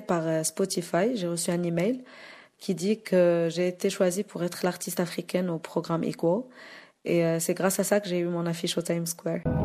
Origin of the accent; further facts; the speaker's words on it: Morocco; je suis africaine, je suis marocaine